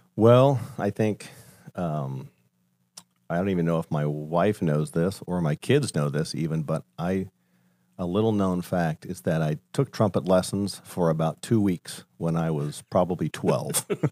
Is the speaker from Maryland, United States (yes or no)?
no; Colorado, United States; moved away as an adult; now in Ohio, United States; I grew up in Colorado, uh, born and raised there